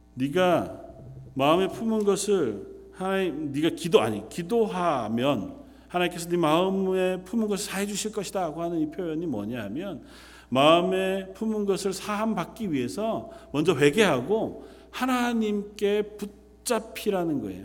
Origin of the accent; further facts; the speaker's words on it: South Korea; moved away as an adult; now in London; 우리가 나고 자란 태어난 그 땅에서 조금은 먼 곳에 떠나와 있어 삶을 살아가지만